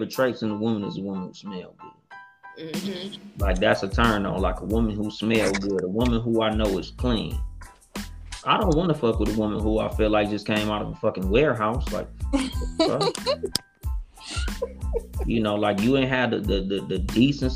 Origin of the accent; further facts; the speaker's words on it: Compton, California, United States; I was raised in the ghetto. Like, I'm from Compton.